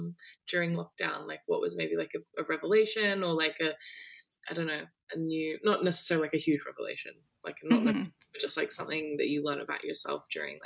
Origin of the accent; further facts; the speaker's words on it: Australia; I'm in Australia as well.